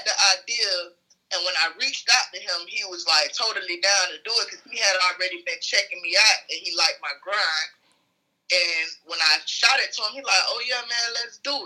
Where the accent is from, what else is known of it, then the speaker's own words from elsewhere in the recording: the South, United States; I'm from the South